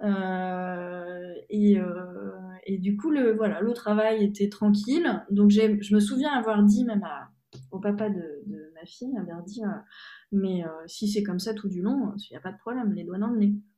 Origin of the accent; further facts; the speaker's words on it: France; moved away; also born or lived in Hungary; je suis française en Hongrie